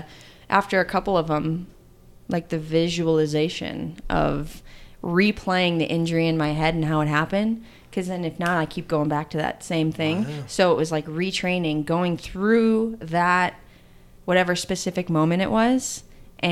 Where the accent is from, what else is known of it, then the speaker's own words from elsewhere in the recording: Illinois, United States; I'm from Illinois